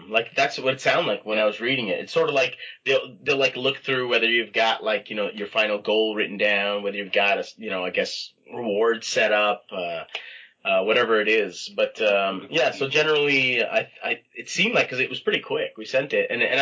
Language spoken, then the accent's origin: English; Toronto, Ontario, Canada; Um, in Toronto, Scarborough, actually.